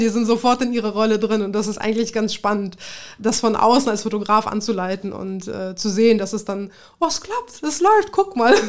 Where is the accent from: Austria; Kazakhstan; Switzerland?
Kazakhstan; born or raised there; also born or lived in Tajikistan; now in Germany